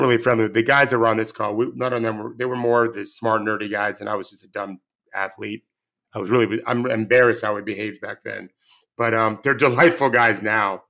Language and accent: English; United States; I'm born and raised in the United States